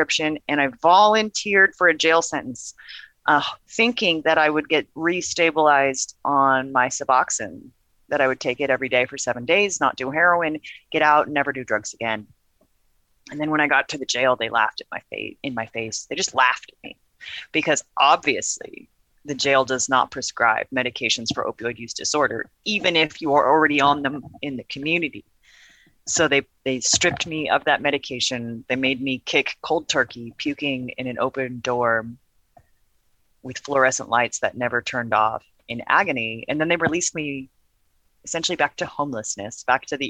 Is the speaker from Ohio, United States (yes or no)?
no; Portland, Oregon, United States; also born or lived in Gresham, Oregon; born and raised in Portland, Oregon